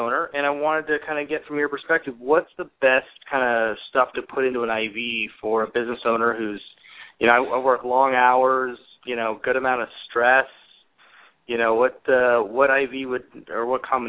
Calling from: San Diego, California, United States; I'm calling from San Diego.

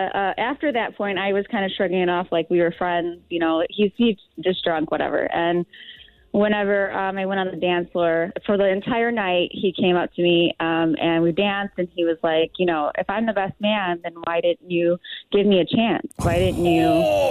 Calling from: Illinois, United States

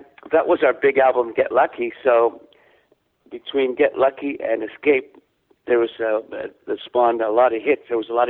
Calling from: Vancouver, British Columbia, Canada; I'm in Vancouver today. Briefly, I came home for a couple of days from my last little road trip.

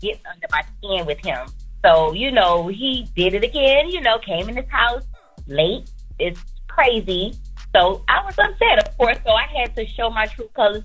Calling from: Florida, United States; I'm calling from Florida

